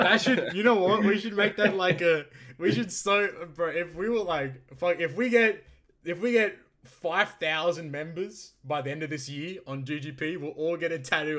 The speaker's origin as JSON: {"language": "English", "region": "New York", "country": "United States", "said": "But, hey, I'm from New York here."}